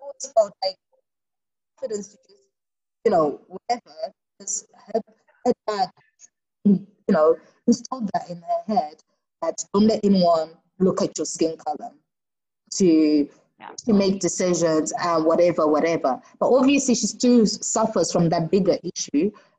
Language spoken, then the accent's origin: English; South Africa; But I've always wondered, like, as a South African woman, how is it like dating in South Africa